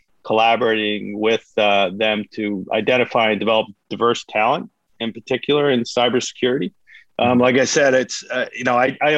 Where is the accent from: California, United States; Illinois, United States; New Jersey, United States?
New Jersey, United States; South Jersey near Atlantic City; I am from South Jersey near Atlantic City